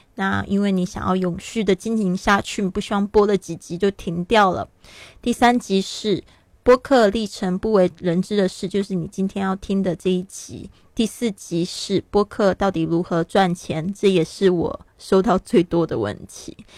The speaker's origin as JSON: {"language": "Chinese", "country": "Taiwan", "tie": "born or raised there", "also_born_or_lived": "Shanghai, China", "moved": "as an adult", "lives_now": "Barcelona, Spain", "said": "我出生在台湾，但是我跟这个上海非常有缘"}